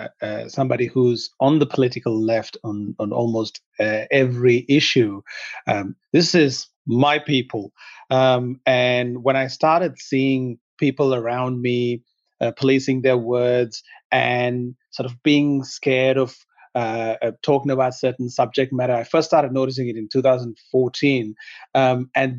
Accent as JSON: {"language": "English", "country": "Sri Lanka", "tie": "born or raised there", "second_language": "English", "moved": "yes", "lives_now": "West", "said": "See, I come from Sri Lanka originally, and I was born during a civil war, and I witnessed what a real civil war is"}